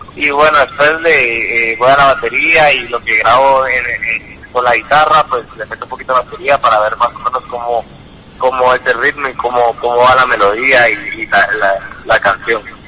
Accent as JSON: {"language": "Spanish", "country": "Guatemala", "said": "vengo de Guatemala"}